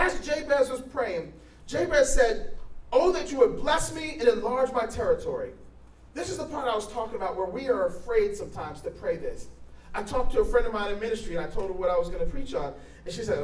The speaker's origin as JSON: {"language": "English", "region": "New Jersey", "country": "United States", "moved": "as an adult", "said": "I'm from New Jersey."}